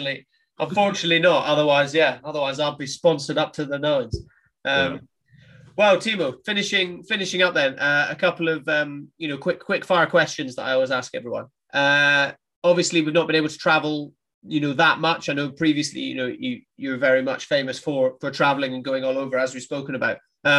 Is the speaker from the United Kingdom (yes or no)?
yes; 11 miles east of Inverness, Highlands of Scotland, United Kingdom; I'm a Highlander. I'm a Scotsman. I grew up in the Highlands of Scotland.